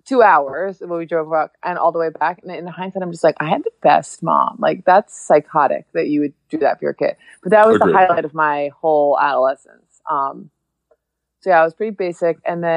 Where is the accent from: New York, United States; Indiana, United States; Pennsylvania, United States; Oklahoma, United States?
New York, United States; Hudson Valley, upstate; I grew up in the Hudson Valley, like in upstate New York.